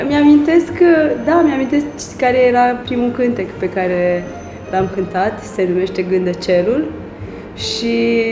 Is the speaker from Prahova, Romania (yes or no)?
no; Suceava, Suceava County, Romania; am crescut în Suceava